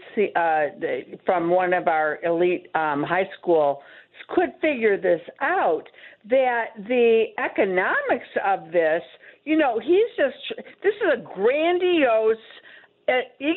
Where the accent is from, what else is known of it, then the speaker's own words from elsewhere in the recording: outside of Detroit, Michigan, United States; now in New York, United States; I grew up outside of Detroit, Michigan